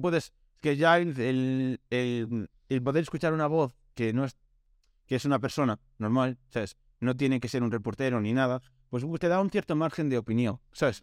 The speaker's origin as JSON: {"language": "Spanish", "region": "Galicia", "country": "Spain", "said": "venía de Coruña para mi pueblo"}